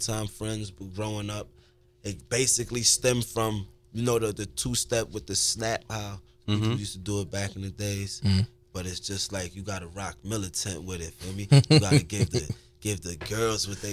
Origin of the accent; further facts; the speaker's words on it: New York City, New York, United States; I'm from the Stuy